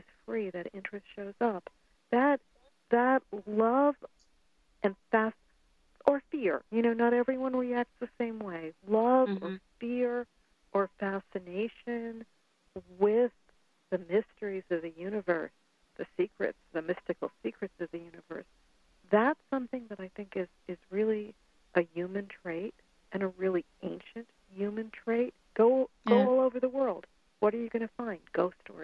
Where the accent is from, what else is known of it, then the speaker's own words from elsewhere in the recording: New York, United States; I'm from New York, too